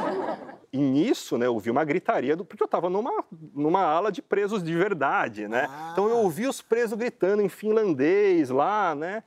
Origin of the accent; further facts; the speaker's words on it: Brazil; a gente, como brasileiro, tem direito a ficar três meses